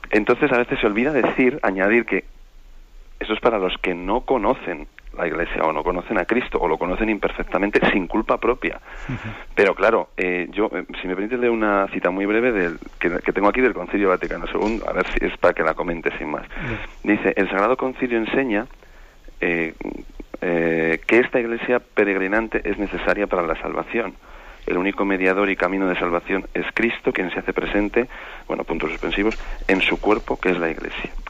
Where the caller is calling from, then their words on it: Vitoria, Basque Country, Spain; de Vitoria.